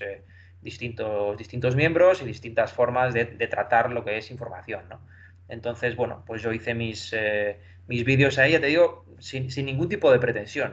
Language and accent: Spanish; Ciudad Real, Castilla-La Mancha, Spain; moved away as an adult; now in Madrid, Spain; yo soy de Ciudad Real, me tuve que venir aquí a Madrid a estudiar